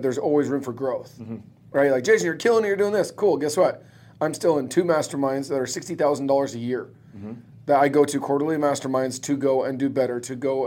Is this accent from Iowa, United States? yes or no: no; Phoenix, Arizona, United States; I'm born and raised in Phoenix